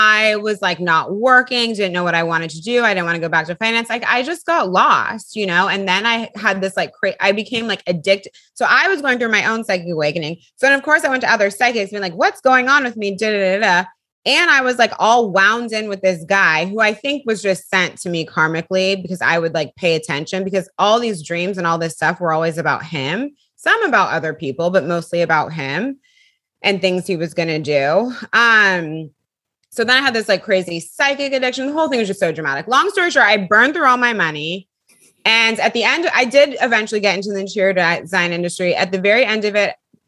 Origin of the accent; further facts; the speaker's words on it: California, United States; moved away as an adult; also born or lived in Bay Area / Los Angeles; now in New York, United States; I'm from California